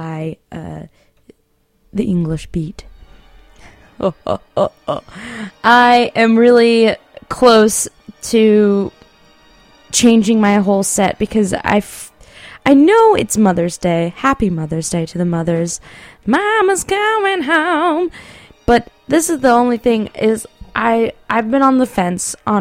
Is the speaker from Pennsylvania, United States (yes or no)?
no; San Marino, California, United States; my hometown, San Marino